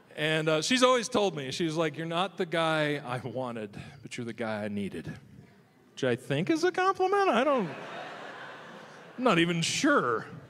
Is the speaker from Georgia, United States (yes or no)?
no; Nebraska, United States; now in Michigan, United States; the farm I grew up in Nebraska